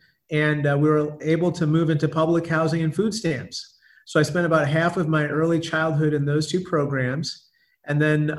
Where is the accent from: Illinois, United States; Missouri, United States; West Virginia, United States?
Illinois, United States; Peoria; born or raised there; also born or lived in India / Buffalo